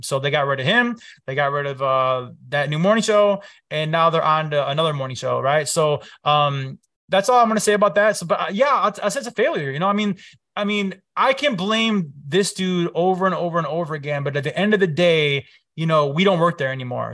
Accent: Chicago, Illinois, United States; I grew up here, born and raised in Chicago

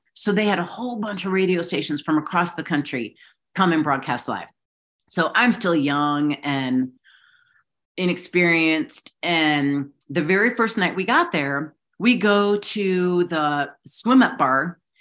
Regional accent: Chicago, Illinois, United States; growing up in Chicago

